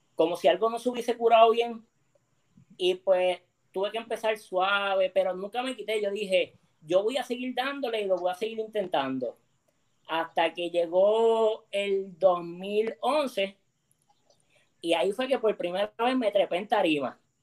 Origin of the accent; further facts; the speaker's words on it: Mayagüez, Puerto Rico; moved away as an adult; now in San Juan, Puerto Rico; yo soy de Mayagüez de Quebrada Grande